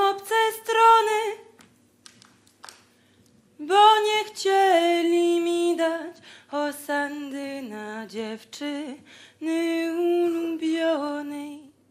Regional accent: Poland; born there; Je suis née en Pologne.

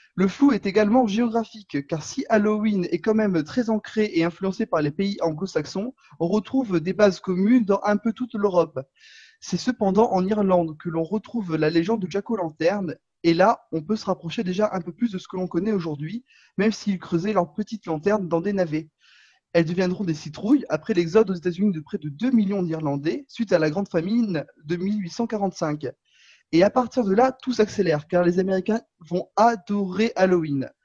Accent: Corsica, France; je suis corse

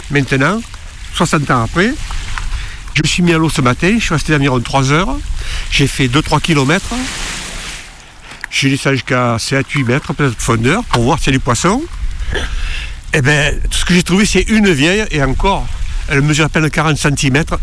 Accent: Marseille, Provence-Alpes-Côte d'Azur, France; moved away as an adult; J'ai quitté Marseille euh, il y en 1960, quand je suis venu en Bretagne faire l'armée.

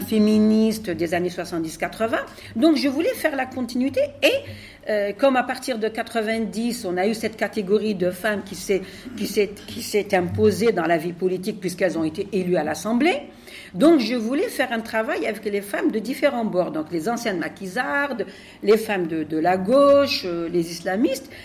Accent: Algeria; now in France; je viens d'Algérie

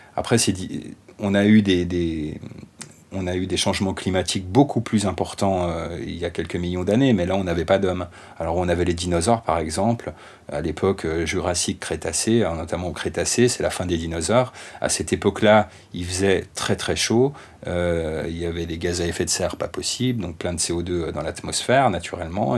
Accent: France; en tant que Français

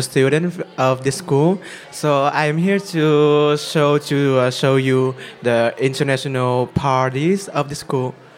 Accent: Falkenberg, Halland County, Sweden; English is a second language; I'm from Sweden. Eh, the west uh, coast, in the south.

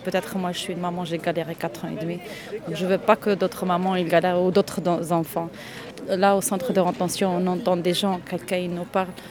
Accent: Oran, Oran Province, Algeria; moved away as an adult; now in France; Je suis née en Algérie, grandi en Algérie

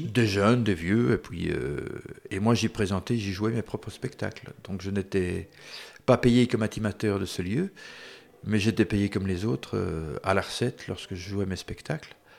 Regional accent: Brussels, Brussels-Capital Region, Belgium; quand j'étais gamin, j'habitais donc à Bruxelles

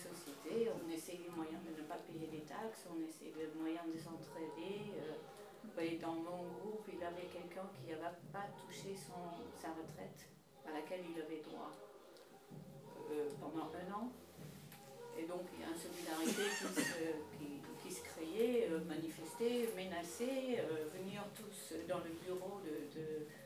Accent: Netherlands; French is a second language; now in France; je viens du Pays-Bas

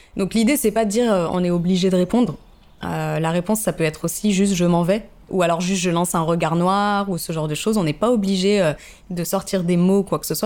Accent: Paris, Île-de-France, France; moved away as an adult; also born or lived in Lille / South Africa; now in Marseille, France; j'ai grandi à Paris

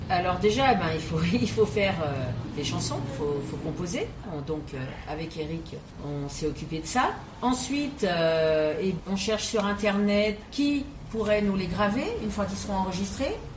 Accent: Paris, Île-de-France, France; je suis née à Paris

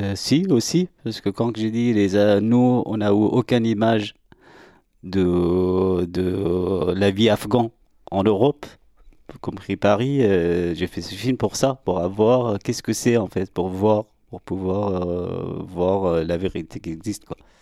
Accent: Iran; French is a second language; now in France; je suis né en Iran, j'ai grandi là-bas

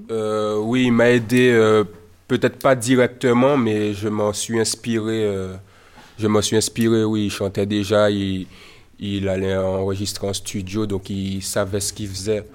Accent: Martinique; je suis un jeune artiste martiniquais

